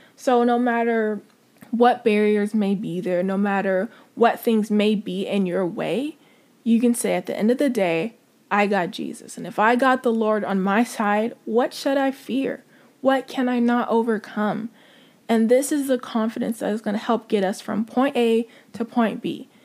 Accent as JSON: {"language": "English", "country": "United States", "said": "as American Christians, we forget how privileged we are and how lucky we are to live where we live"}